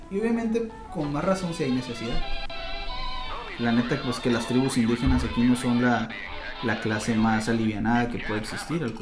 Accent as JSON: {"language": "Spanish", "town": "Vícam", "region": "Sonora", "country": "Mexico", "said": "Yo soy de Bicam, yo no quiero."}